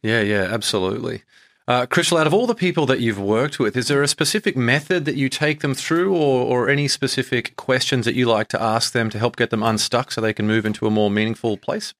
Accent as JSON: {"language": "English", "town": "Brisbane", "region": "Queensland", "country": "Australia", "tie": "born or raised there", "moved": "as an adult", "said": "I grew up in Brisbane, Australia, and moved over here"}